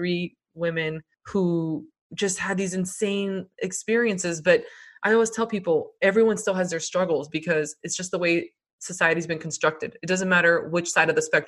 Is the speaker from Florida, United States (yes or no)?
yes; Miami, Florida, United States; we were born and raised in Miami. We are first generation American